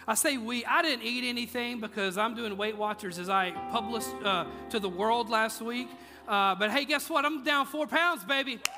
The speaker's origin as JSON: {"language": "English", "region": "Mississippi", "country": "United States", "lives_now": "Tennessee, United States", "said": "And, uh, you know, I'm from Mississippi, so, which, you know, people in Tennessee think they're from the South but you ain't from the South."}